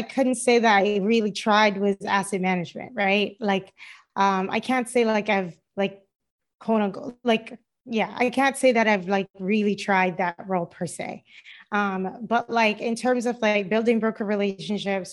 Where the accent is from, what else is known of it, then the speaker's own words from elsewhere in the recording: Cayman Islands; moved away as an adult; also born or lived in Boston, United States; now in Los Angeles, United States; I'm originally from the Cayman Islands, and I live in Los Angeles